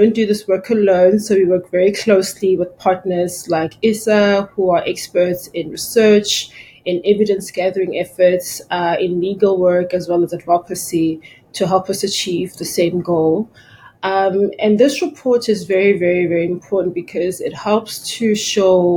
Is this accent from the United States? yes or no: no; South Africa; my home country, South Africa